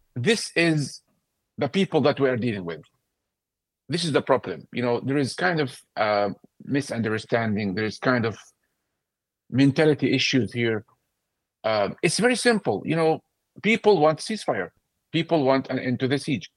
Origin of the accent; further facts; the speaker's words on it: Gaza, Gaza Strip, Palestine; moved away as an adult; now in London, United Kingdom; born in Gaza and I grew up when the PA, when the PA came to Gaza